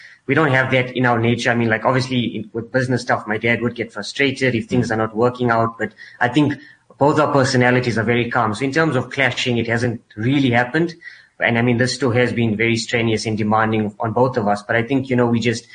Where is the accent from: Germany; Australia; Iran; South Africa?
South Africa; I am proudly South African. I'm a fifth generation South African